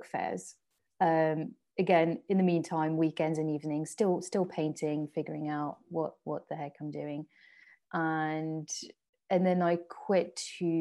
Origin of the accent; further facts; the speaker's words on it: southeast of Paris, Île-de-France, France; first language French and English; moved away as an adult; now in United Kingdom; I'm from France, born and bred. My parents still live in the house I grew up in, and just like southeast of Paris, just like it's half an hour on the train